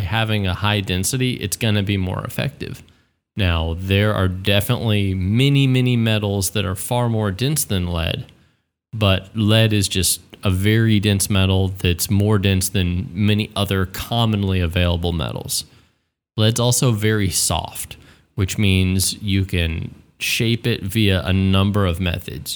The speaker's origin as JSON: {"language": "English", "region": "Texas", "country": "United States", "tie": "born or raised there", "said": "as a Texan, you know, growing up dove hunting"}